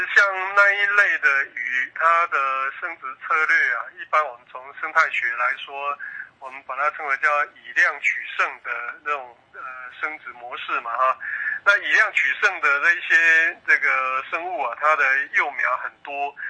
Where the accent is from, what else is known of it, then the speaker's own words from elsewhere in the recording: Taiwan; 那我们台湾人呢